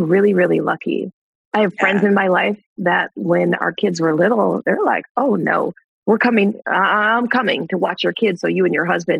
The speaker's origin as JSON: {"language": "English", "region": "Wisconsin", "country": "United States", "said": "I'm from Wisconsin."}